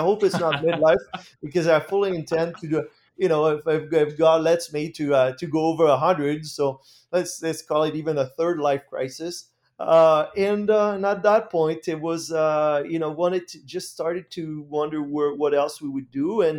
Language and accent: English; France; English is a second language; moved away as an adult; Well, I grew up in France in a farming family. Actually, my heritage is Dutch. My grandparents moved from the Netherlands to France after the Second World War.